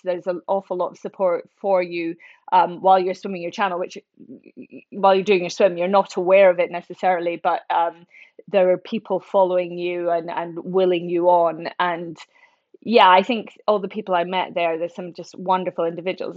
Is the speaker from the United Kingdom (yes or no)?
yes; central Scotland, United Kingdom; moved away as an adult; also born or lived in Oxford / London; I grew up in Scotland, um, central Scotland